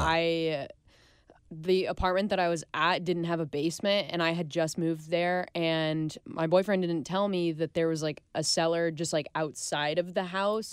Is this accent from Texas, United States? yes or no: no; Overland Park, Kansas, United States; moved away; I grew up in Overland Park, which is kind of like a smaller portion of, like, Kansas City.